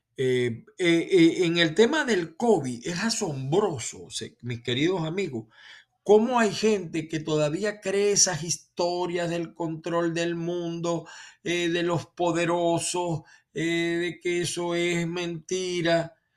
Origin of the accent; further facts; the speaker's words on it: Venezuela; now in United States; que soy venezolano